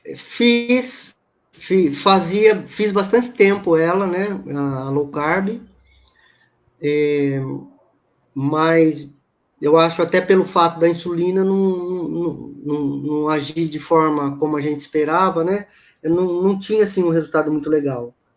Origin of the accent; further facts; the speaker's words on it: Campinas, São Paulo, Brazil; Eu moro em Campinas, né? Sou de Campinas.